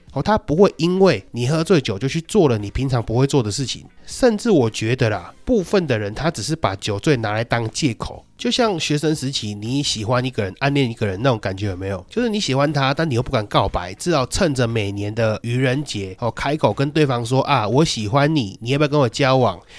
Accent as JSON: {"language": "Chinese", "country": "Taiwan", "said": "我们台湾人"}